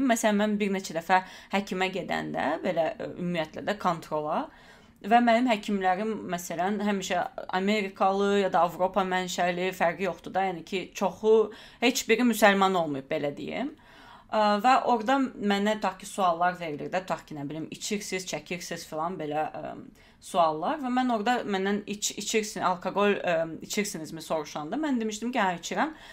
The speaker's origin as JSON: {"language": "Azerbaijani", "country": "Azerbaijan", "also_born_or_lived": "Baku, Azerbaijan", "moved": "as an adult", "lives_now": "United States", "said": "mən Azərbaycanlıyam"}